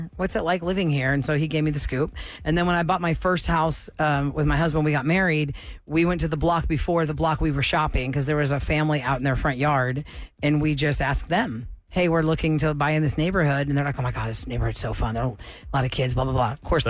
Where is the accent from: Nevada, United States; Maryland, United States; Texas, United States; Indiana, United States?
Texas, United States; Houston; I'm born and raised Houstonian.